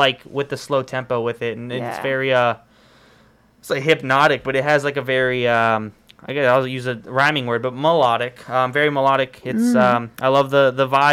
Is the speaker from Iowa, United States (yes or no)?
no; Richmond, Virginia, United States; now in Farmville, United States; I'm also from Richmond